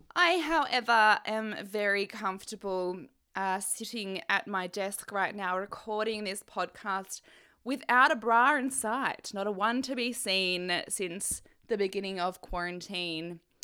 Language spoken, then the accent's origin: English; Australia; my mum is Canadian and obviously I'm Australian